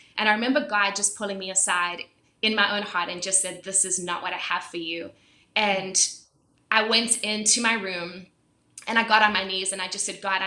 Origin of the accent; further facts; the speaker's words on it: South Africa; So I was born and raised in South Africa, and I was born into a Christian family